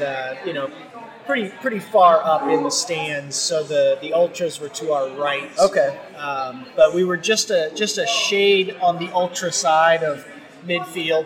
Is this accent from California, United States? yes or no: no; St. Louis, Missouri, United States; I am St. Louis, born and bred.